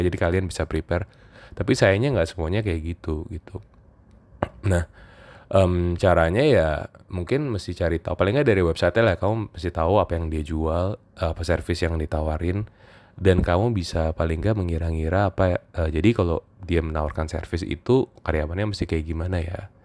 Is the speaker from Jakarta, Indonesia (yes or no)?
yes; Jakarta, Indonesia; moved away as an adult; also born or lived in Yogyakarta; saya kebetulan asalnya dari Jakarta